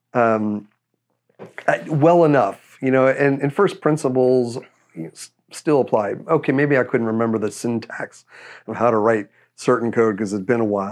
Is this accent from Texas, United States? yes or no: yes; Texas, United States; moved away as an adult; I'm from Texas, not originally, but this is where I grew up most of my life